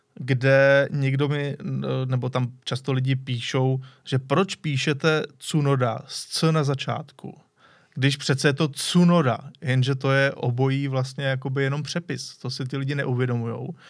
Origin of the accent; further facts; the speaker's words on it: Czechia; Jsme Češi.